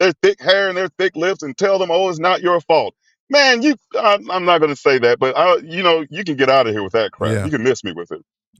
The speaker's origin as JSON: {"language": "English", "town": "Mobile", "region": "Alabama", "country": "United States", "tie": "born or raised there", "said": "Growing up in the 80s, I was born in 71 in Mobile in the 1980s into the 90s"}